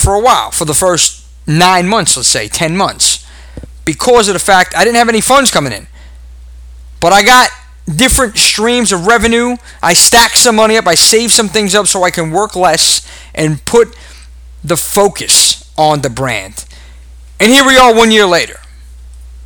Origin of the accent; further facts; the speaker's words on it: New York, United States; accent: Brooklynese; my Brooklynese accent